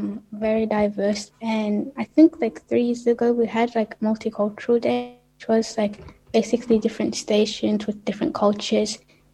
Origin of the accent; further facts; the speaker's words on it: Ethiopia; now in Australia; I come from Ethiopia.